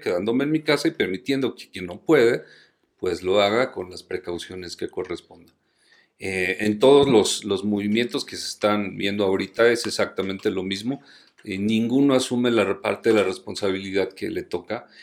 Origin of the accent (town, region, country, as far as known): Mexico